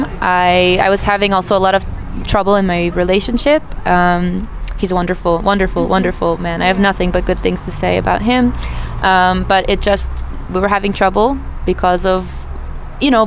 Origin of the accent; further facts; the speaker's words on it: Philadelphia, Pennsylvania, United States; moved away as an adult; also born or lived in Israel; I was born in the United States. I lived in Philadelphia for about 20 years. I finished university and I moved to Israel